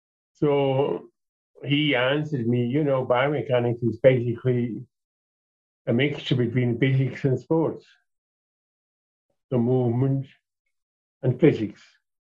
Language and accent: English; Switzerland; moved away as an adult; now in Calgary, Canada; I am originally from Switzerland